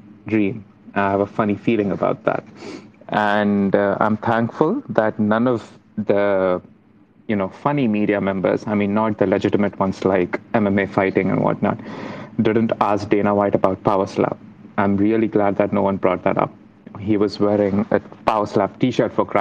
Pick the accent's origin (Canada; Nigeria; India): India; moved away as an adult; now in Cardiff, United Kingdom; I'm an international student, I'm from India